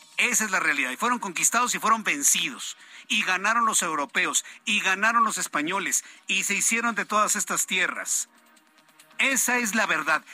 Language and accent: Spanish; Mexico; somos mexicanos.